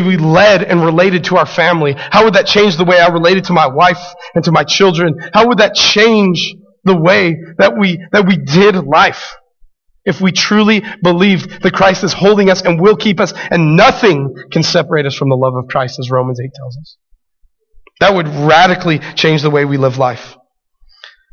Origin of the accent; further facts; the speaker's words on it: Albuquerque, New Mexico, United States; growing up in Albuquerque, being a city boy